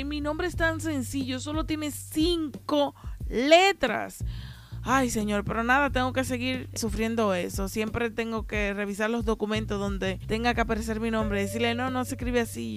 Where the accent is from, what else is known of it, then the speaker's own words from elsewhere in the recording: Haina, San Cristóbal, Dominican Republic; now in Santo Domingo, Dominican Republic; yo nací y me crié allá, no significa que yo conozca Jaina completo